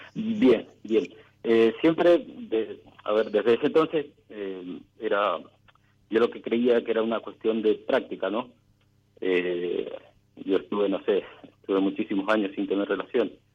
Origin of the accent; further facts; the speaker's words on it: Mendoza, Argentina; Soy de Mendoza